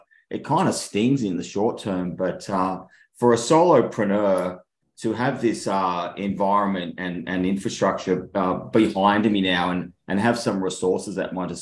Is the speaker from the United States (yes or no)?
no; Sydney, New South Wales, Australia; now in Singapore; where I grew up in Manly in Sydney, and I'm now living in Singapore.